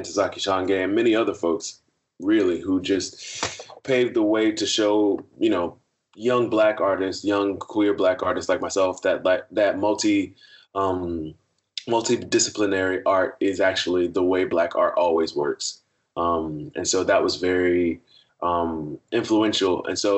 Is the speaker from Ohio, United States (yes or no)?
no; Miami, Florida, United States; born and raised in Miami, Florida